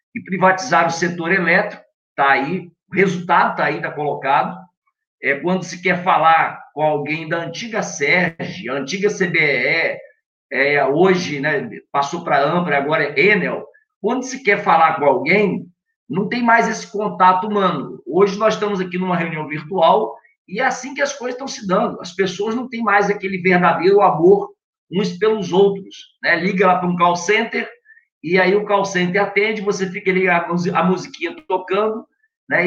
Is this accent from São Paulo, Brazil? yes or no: no; Campos dos Goytacazes, Rio de Janeiro, Brazil; eu sou nascido e criado aqui em Campos